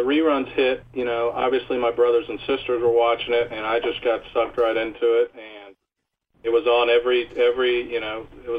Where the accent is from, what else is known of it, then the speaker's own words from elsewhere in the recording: Indianapolis, Indiana, United States; I'm actually from Indianapolis, Indiana.